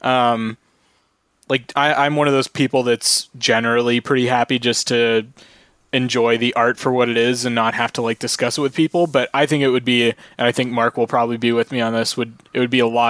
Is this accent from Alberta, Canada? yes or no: no; Brantford, Ontario, Canada; I grew up in Brantford